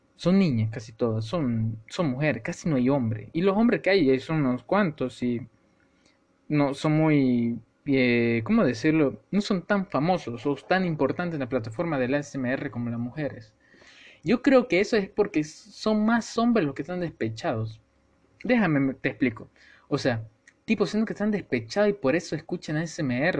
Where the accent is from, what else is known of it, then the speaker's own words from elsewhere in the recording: El Salvador; yo soy salvadoreño. Y para lo que sepan de, o sean de mi país, de El Salvador